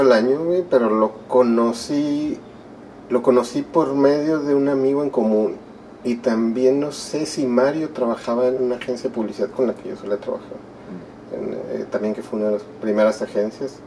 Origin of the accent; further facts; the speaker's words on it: Monterrey, Nuevo León, Mexico; also born or lived in Durango; mis dos hermanas y yo nacimos aquí en Monterrey